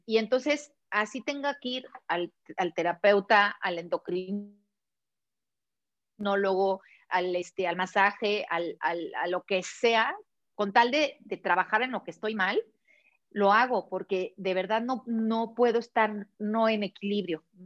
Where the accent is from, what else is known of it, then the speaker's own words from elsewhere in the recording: Mexico; moved away; also born or lived in Barcelona, Spain / Puebla, Mexico; nos regresamos a México decidiendo a Puebla buscando una mejor calidad de vida